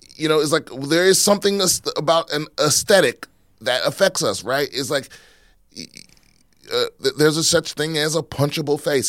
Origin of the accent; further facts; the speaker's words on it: East Coast, United States; now in Texas, United States; my whole life growing up on the East Coast